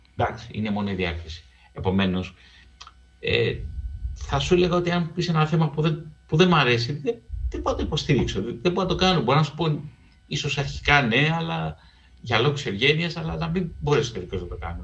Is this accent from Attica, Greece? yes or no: yes; Piraeus, Attica, Greece; also born or lived in Keratsini / Lefkada (ancestry); εγώ γεννήθηκα στον Πειραιά, τελείωσε να σχολείο στο Κερατσίνι